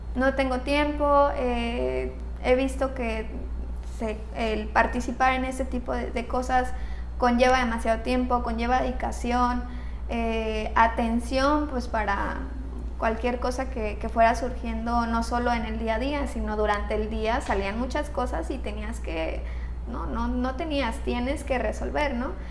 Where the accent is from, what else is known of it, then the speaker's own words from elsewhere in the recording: Mexico; nuestra cultura como, como mexicanos